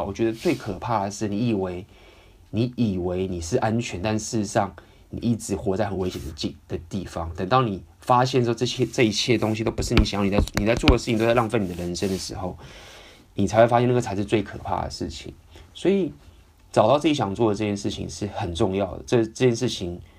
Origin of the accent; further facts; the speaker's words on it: Taiwan; 因为毕竟我也是从小在台湾这样长大